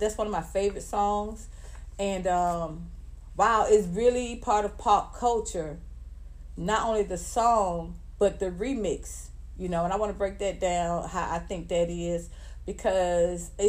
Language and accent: English; Atlanta, Georgia, United States; I'm from the South, I'm from the ATL